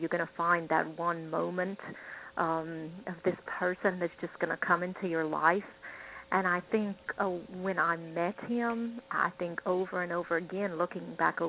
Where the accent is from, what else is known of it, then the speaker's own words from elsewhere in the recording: England, United Kingdom; the culture I grew up in England